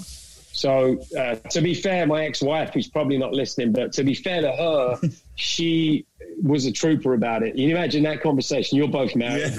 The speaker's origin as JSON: {"language": "English", "region": "London", "country": "United Kingdom", "tie": "born or raised there", "also_born_or_lived": "Dallas, United States", "moved": "as an adult", "lives_now": "Kansas, United States", "said": "I'm, from England originally. I grew up in London"}